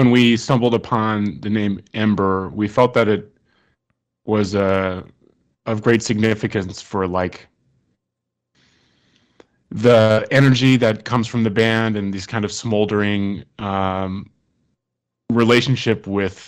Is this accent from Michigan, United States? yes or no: yes; Ann Arbor, Michigan, United States; now in Brooklyn, United States; I grew up in Ann Arbor, Michigan, and we met here in Brooklyn